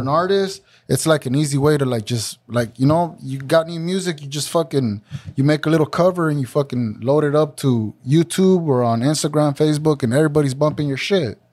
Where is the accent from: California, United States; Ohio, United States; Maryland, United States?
California, United States; Santa Ana; being a young Mexican growing up in Santa Ana